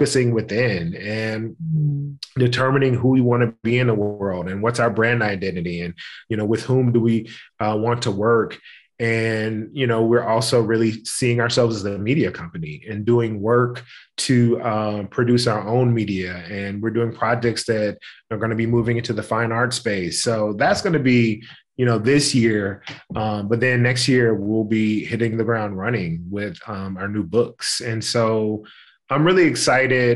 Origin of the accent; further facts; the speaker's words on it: Memphis, Tennessee, United States; I grew up in Memphis, Tennessee. I'm born and bred